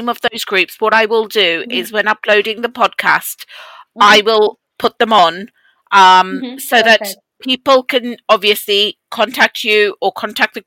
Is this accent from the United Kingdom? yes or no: yes; England, United Kingdom; I grew up in England. I was born here.